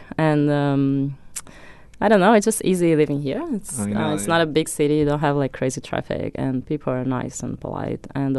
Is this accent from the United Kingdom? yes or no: no; Porto Alegre, Rio Grande do Sul, Brazil; English is a second language; Puerto Alegre, south.